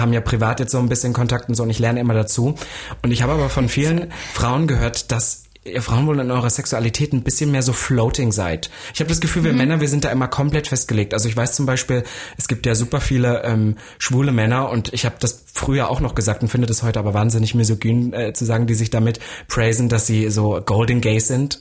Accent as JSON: {"language": "German", "region": "Saxony-Anhalt", "country": "Germany", "moved": "yes", "lives_now": "Berlin, Germany", "said": "ich komme ja eigentlich aus Sachsen-Anhalt"}